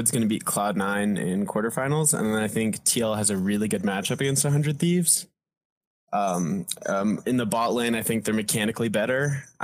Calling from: Denver, Colorado, United States; I'm calling in from Denver, Colorado.

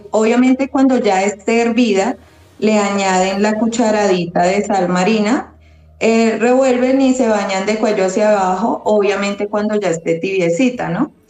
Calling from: Colombia; Desde Colombia.

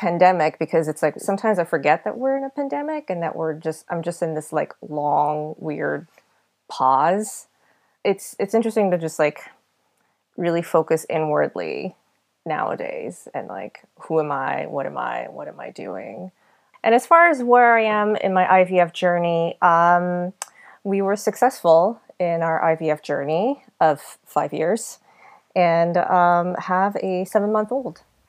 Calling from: Yonkers, New York, United States; I'm calling from Yonkers, New York.

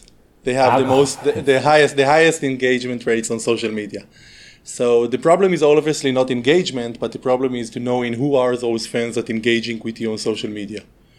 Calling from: Northern District, Israel; At the moment, I'm at home in the environment in Israel, in the upper north of the country, in the upper Galilee, it's called. I live in a kibbutz

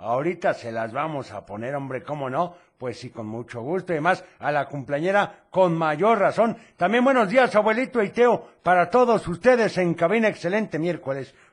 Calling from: Guadalajara, Jalisco, Mexico; Un saludo … de Guadalajara.

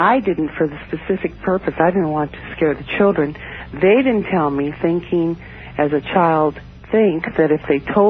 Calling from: Alameda, California, United States; From Alameda, California, outside of San Francisco.

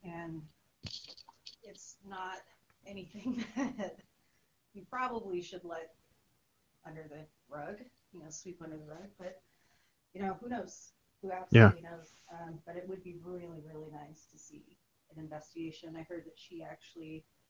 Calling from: Connecticut, United States; Connecticut, actually.

